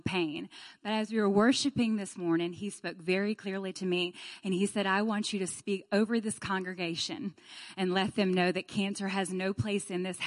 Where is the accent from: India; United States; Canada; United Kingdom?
United States; Birmingham, Alabama; I am from Birmingham, Alabama as well